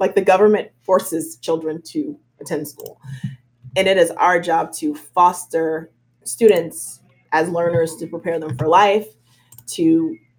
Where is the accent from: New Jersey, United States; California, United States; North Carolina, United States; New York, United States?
New Jersey, United States; also born or lived in New Brunswick, New Jersey / Newark, New Jersey; I grew up in New Jersey. I was born in New Brunswick, New Jersey.